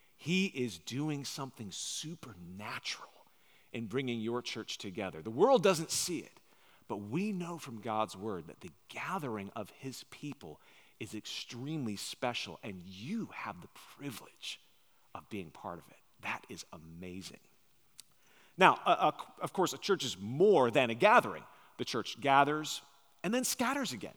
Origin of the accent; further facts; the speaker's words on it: Long Island, New York, United States; now in Nashville, United States; my wife and I grew up on Long Island, New York